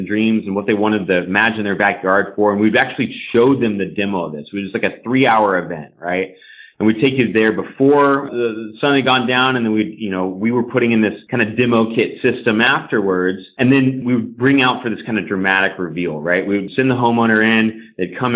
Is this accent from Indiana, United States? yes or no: no; The Woodlands, Texas, United States; I grew up in Houston, Texas, actually just north of Houston in the Woodlands, Texas.